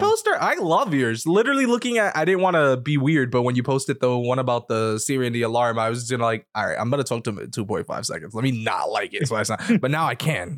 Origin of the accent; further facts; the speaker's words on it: New York, United States; I grew up in New York